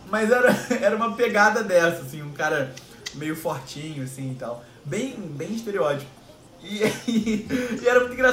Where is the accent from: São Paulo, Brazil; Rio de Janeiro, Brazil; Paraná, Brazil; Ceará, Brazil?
Rio de Janeiro, Brazil; Fala galera … tenho 24 anos, sou carioca, moro no Rio de Janeiro, sempre morei aqui